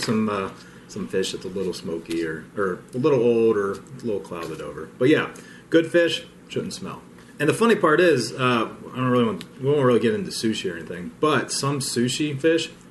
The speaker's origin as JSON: {"language": "English", "town": "Cincinnati", "region": "Ohio", "country": "United States", "tie": "born or raised there", "said": "we grew up in Cincinnati"}